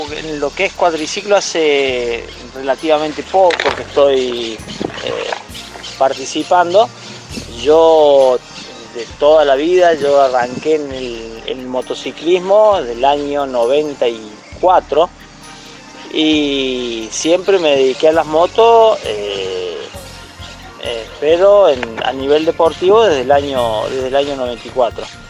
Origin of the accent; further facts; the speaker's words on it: Santa Rosa, Argentina; now in Villa del Dique, Argentina; yo soy nacido en Santa Rosa y hasta hace 15, 16 años eh, estuve en Santa Rosa, y después me vine para acá, para Villelique